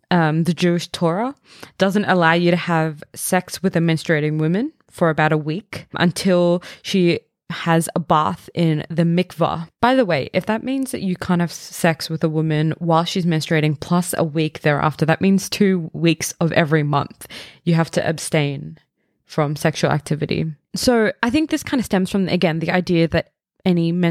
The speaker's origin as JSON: {"language": "English", "country": "India", "said": "I'm Indian, so this is my personal experience."}